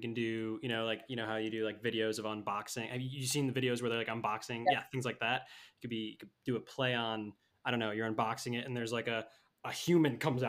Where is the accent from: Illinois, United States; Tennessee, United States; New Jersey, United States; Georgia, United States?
Illinois, United States; Chicago; I grew up in Chicago.